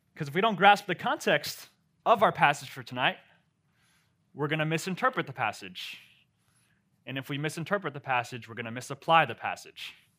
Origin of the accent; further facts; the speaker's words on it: Maryland, United States; moved away as an adult; now in Memphis, United States; I come from Maryland